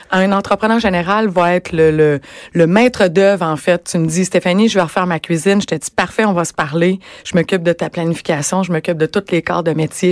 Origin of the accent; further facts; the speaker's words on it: Rimouski, Quebec, Canada; moved away as an adult; now in Montreal, Canada; Je suis originaire de Rimouski